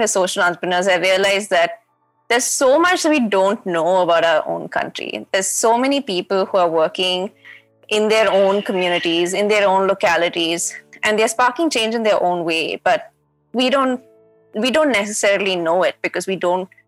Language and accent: English; Chennai, Tamil Nadu, India; moved away as an adult; also born or lived in Bangalore; I'm from Chennai